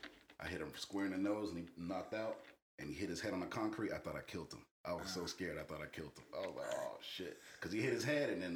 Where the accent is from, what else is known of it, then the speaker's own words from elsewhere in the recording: South Florida, United States; Growing up in South Florida